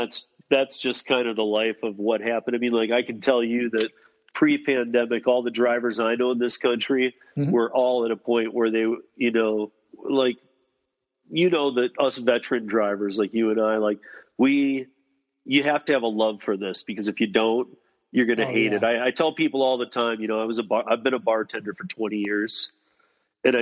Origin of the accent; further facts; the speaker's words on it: Denver, Colorado, United States; And I'm like, okay, well, I'm from Denver.